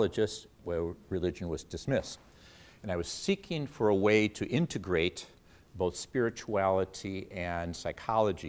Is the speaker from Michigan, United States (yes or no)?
yes; Detroit, Michigan, United States; my roots are here. I'm an East Sider. I grew up in the Detroit area